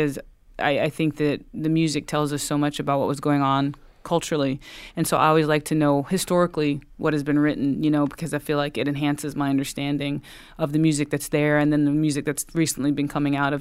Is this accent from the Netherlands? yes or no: no; the Piedmont, North Carolina, United States; I grew up in the Piedmont, North Carolina